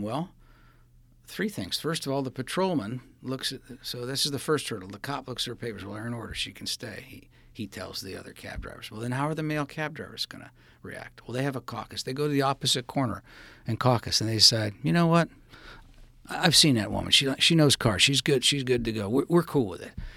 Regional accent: California, United States; I grew up in California

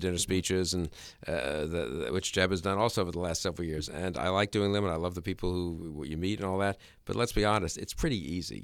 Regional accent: New York, United States; I grew up in New York.

